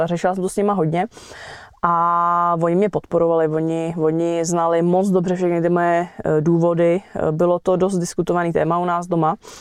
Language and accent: Czech; Vrchlabí, Hradec Králové Region, Czechia; jsem z Vrchlabí